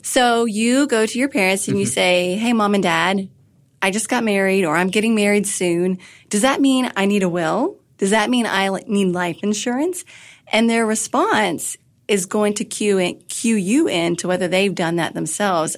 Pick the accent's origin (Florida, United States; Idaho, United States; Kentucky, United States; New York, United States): Kentucky, United States; moved away as an adult; also born or lived in Washington, D.C.; I had moved back from Washington, D.C. to my home state of Kentucky.